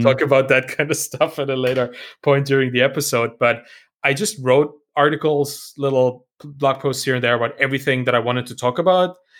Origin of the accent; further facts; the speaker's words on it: Germany; English is a second language; I'm also German and, uh, English may not be my, my first language.